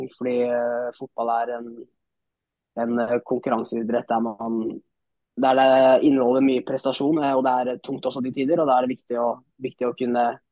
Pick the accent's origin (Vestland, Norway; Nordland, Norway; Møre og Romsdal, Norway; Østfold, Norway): Østfold, Norway; Moss; er født og oppvokst i Moss